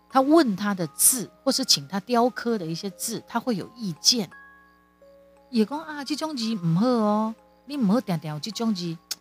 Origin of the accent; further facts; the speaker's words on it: Kaohsiung, Taiwan; 我们后来搬离开三明区。之前我们是住在三明区九如二路，他是我成长的地方